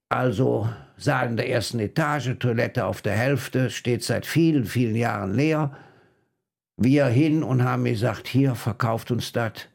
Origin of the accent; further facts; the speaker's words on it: Rhineland, Germany; als Rheinländer